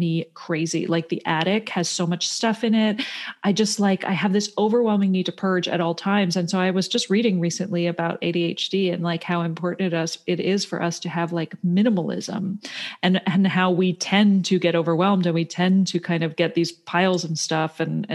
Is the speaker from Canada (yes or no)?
yes; Toronto, Ontario, Canada; moved away; I grew up in Toronto. I grew up in the city, and my parents were both from Pennsylvania.